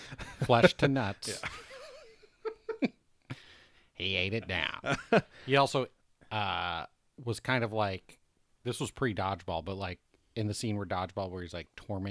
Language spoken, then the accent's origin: English; Boise, Idaho, United States; I'm from Boise.